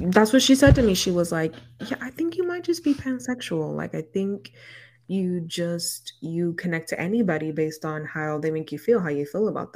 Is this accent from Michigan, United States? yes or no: no; Inglewood, California, United States; growing up in Inglewood, growing up